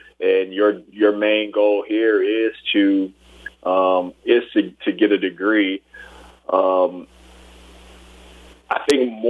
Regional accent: Port Arthur, Texas, United States; also born or lived in Tyler, Texas / Houston, Texas; I actually grew up in the Houston area. And actually, even going a little bit further, I went to middle school and high school before coming to LSU in Port Arthur, Texas

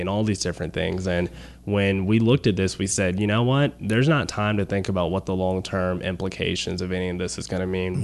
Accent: Baton Rouge, Louisiana, United States; I'm from Baton Rouge originally

